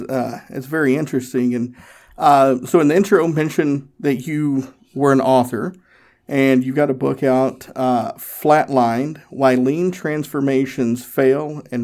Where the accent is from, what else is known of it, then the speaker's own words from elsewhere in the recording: Tennessee, United States; Yep. I grew up in Northeast Tennessee, so yep, I'm familiar.